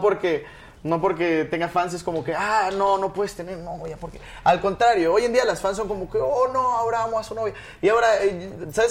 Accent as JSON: {"language": "Spanish", "country": "Mexico", "said": "soy de México"}